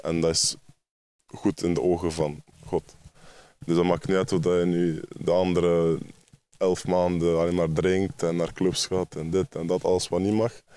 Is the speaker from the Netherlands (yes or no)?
no; Ghent, Flanders, Belgium; ik kom uit Gent